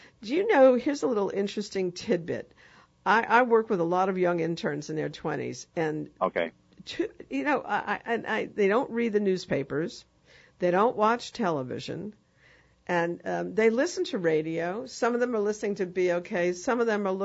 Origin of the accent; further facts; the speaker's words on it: New York, United States; now in New Orleans, United States; I'm from New York